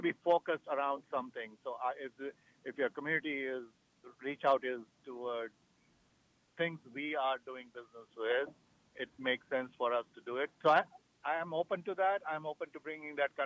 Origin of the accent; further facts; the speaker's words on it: New Delhi, Delhi, India; moved away as an adult; also born or lived in Chicago / Hyde Park, New York / Boston / New Jersey; I'm a native of India